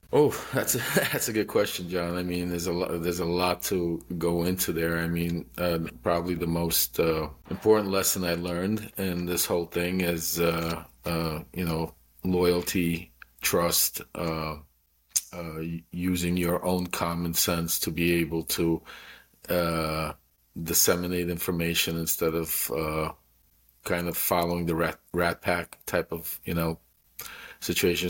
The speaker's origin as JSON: {"language": "English", "country": "United States", "tie": "born or raised there", "also_born_or_lived": "Ukraine", "said": "I immigrated here when I was three years old, so I'm fully American and grew up here"}